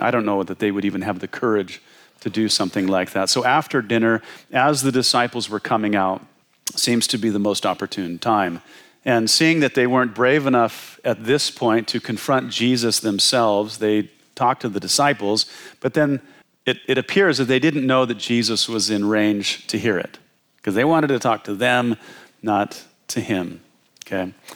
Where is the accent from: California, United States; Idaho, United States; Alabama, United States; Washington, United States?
Washington, United States; I was from Washington State.